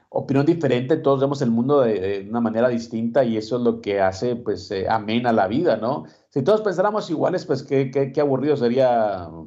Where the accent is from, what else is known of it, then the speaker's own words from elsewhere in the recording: Mexico; que lo vea como el único campeón que nos representa como mexicanos